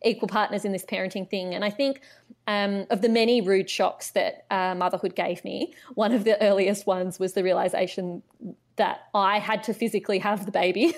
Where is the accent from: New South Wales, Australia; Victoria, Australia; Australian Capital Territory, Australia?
Australian Capital Territory, Australia; Canberra; I grew up in Canberra, so I am a Canberra local.